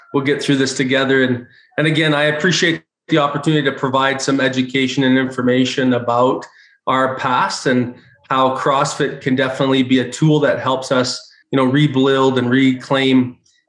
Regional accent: Michigan, United States; also born or lived in Mississauga First Nation, Ontario, Canada; we're both from Michigan

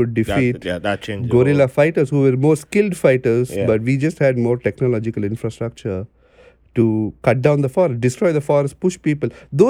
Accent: Chennai, Tamil Nadu, India; born there; Yeah, so I was born in Chennai. You know, Chennai is a small southern city. I call it small. It's got a huge population. It's in the east coast, the southeast of India.

